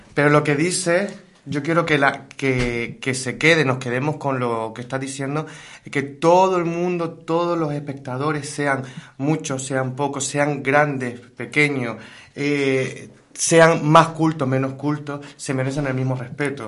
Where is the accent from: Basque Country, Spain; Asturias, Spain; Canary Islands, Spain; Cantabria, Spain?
Canary Islands, Spain; Gáldar; la ciudad de Galdar, mi ciudad